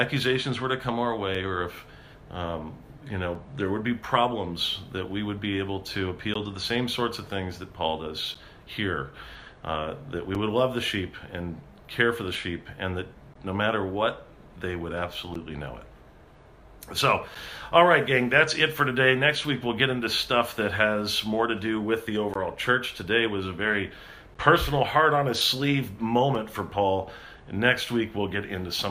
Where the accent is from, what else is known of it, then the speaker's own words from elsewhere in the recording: California, United States; I'm a Californian.